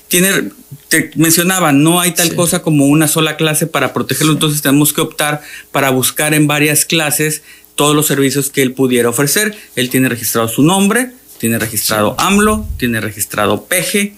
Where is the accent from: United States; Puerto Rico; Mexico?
Mexico; Tabasco